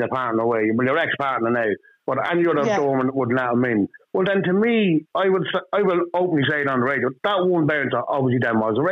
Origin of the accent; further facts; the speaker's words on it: Ireland; I'm Irish